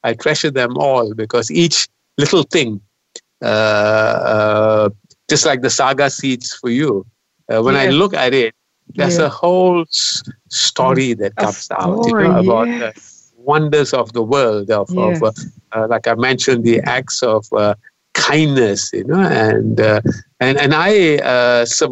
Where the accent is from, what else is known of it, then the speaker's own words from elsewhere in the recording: George Town, Penang, Malaysia; I come from Penang, which is a UNESCO center for global diversity.